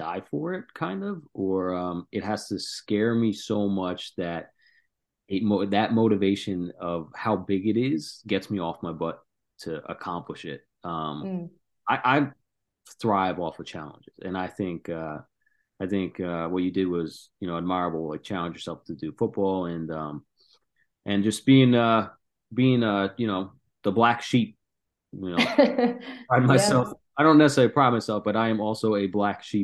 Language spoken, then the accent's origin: English; New Jersey, United States; We grew up in New Jersey